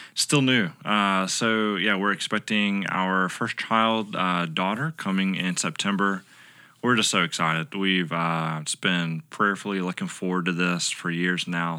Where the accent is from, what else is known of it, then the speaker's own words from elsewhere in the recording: Lugoff, South Carolina, United States; moved away as an adult; also born or lived in Southeast Asia; now in Lexington, United States; originally I'm from Lugoff, which is over in Northeast